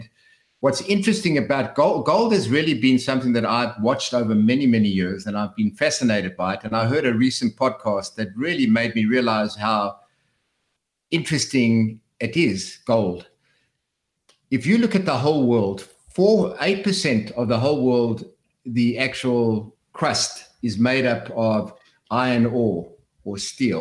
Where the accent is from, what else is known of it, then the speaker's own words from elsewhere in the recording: South Africa; moved away; when I came from South Africa